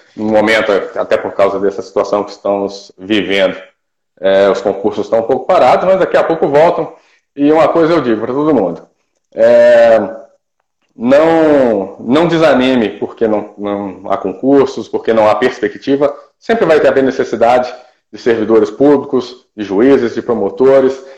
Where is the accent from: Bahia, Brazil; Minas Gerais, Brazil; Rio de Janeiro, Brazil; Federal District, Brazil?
Minas Gerais, Brazil; Ipatinga; moved away as an adult; also born or lived in Viçosa, Minas Gerais / Santa Catarina; voltei para minha cidade natal, que é Ipatinga, Minas Gerais